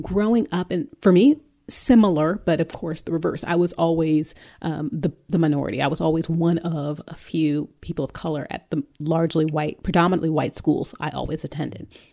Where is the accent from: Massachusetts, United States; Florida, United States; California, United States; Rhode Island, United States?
California, United States; Bay Area; also born or lived in New York / Dallas suburbs; now in Dallas, United States; growing up in the Bay Area